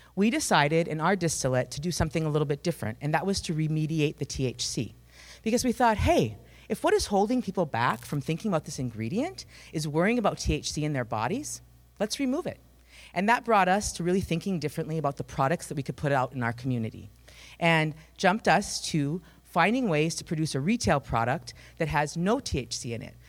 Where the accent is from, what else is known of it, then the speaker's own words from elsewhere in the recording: Climax, Minnesota, United States; I am from Climax, Minnesota, um, which has a rich agricultural tradition